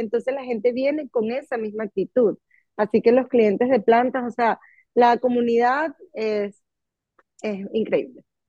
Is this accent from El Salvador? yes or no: no; Venezuela; now in United States; yo soy venezolana, mis amistades son todos, eh, muchos venezolanos